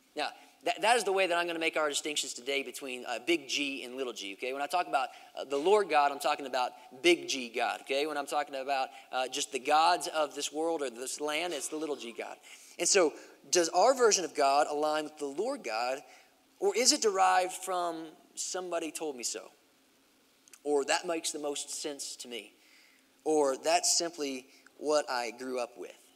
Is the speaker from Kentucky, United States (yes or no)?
yes; Kentucky, United States; the nearest big city that, that, that, was to my hometown, which was in Kentucky